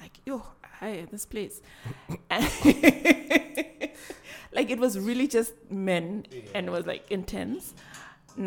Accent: Swakopmund, Erongo, Namibia; now in Windhoek, Namibia; When I first moved to Windhoek, I'm originally from Swakop

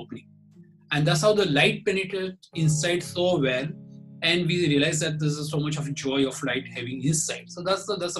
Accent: Ahmedabad, Gujarat, India; I'm from Ahmedabad.

